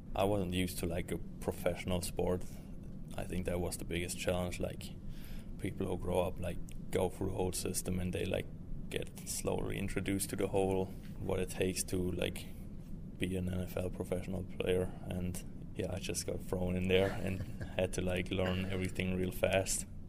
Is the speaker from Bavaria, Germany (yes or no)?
no; Stuttgart, Baden-Württemberg, Germany; moved away as an adult; now in United States; I played soccer growing up, like most guys in Germany do.